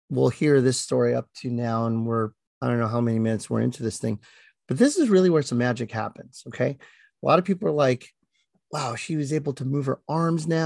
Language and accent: English; Philippines; Well, I'm Filipino, so what do you